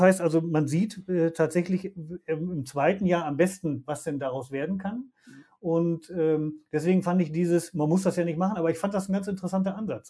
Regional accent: Germany; wir als Deutsche

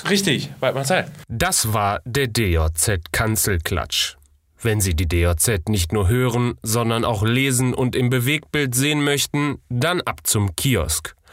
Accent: Düsseldorf, North Rhine-Westphalia, Germany; gerade wenn ich komme selber aus Düsseldorf.

